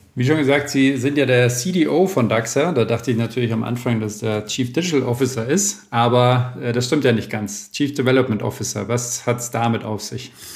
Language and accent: German; Lower Franconia, Bavaria, Germany; also born or lived in Mannheim / Frankfurt / Hof; now in Kempten, Germany; ich bin gebürtiger Unterfranke